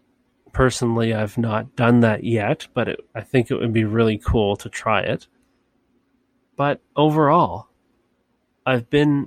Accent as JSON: {"language": "English", "region": "Nova Scotia", "country": "Canada", "said": "even if I was not from Nova Scotia"}